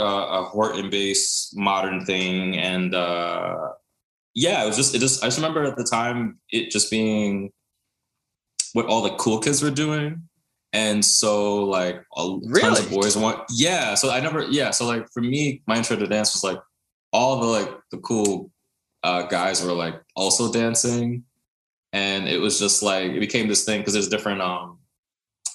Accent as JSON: {"language": "English", "town": "New York City", "region": "New York", "country": "United States", "tie": "born or raised there", "said": "I was born in New York City, raised in Brooklyn"}